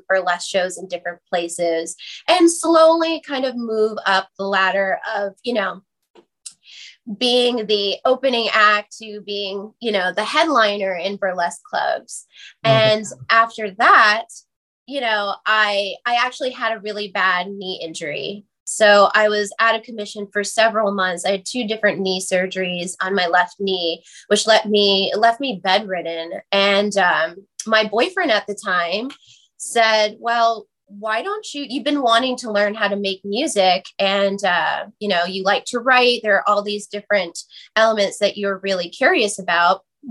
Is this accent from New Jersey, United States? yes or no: yes; New Jersey, United States; I grew up in New Jersey, 15 minutes over the George Washington Bridge